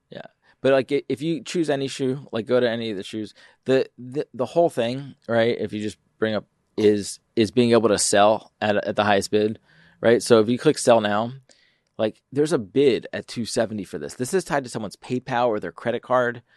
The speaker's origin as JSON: {"language": "English", "town": "Philadelphia", "region": "Pennsylvania", "country": "United States", "moved": "yes", "lives_now": "Detroit, United States", "said": "I'm from Philly"}